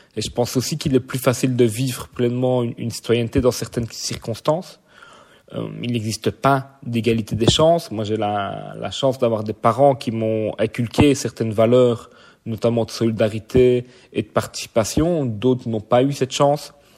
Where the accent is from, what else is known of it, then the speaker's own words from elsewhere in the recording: Verviers, Wallonia, Belgium; Donc je suis né à Verviers, je vis à Verviers.